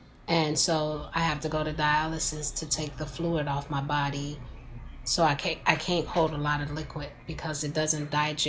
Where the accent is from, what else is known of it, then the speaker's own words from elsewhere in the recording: St. Anne, Illinois, United States; also born or lived in Chicago, Illinois; until I was 6 years old. Then I moved out to St. Ann, Illinois.